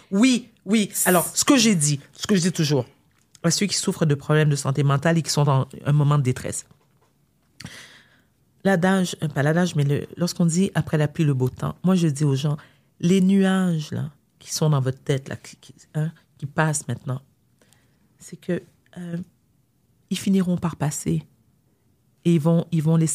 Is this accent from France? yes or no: no; Quebec, Canada; born there; parce que moi, j'adore le Québec, je suis née au Québec, j'adore, pour moi, c'est le plus bel endroit où l'on peut vivre.